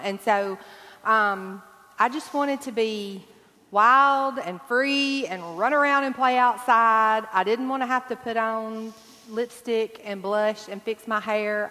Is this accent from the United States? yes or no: yes; Deep South, United States; I grew up in the Deep South